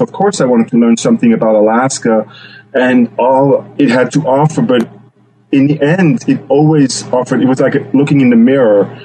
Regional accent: Switzerland; now in Juneau, United States; I grew up in Switzerland

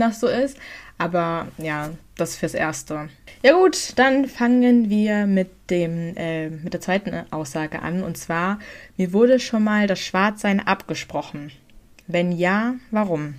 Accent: Germany; wir sind in Deutschland

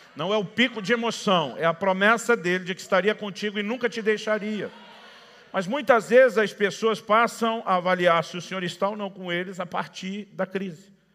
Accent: Campinas, São Paulo, Brazil; moved away as an adult; also born or lived in ABC Paulista, São Paulo / Paraná; Nasci e cresci na região do A B C paulista, mas me criei em Campinas, que é a segunda maior cidade do estado.

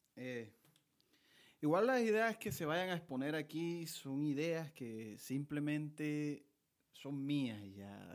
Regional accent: Montelíbano, Córdoba, Colombia; soy de Montelíbano, Córdoba

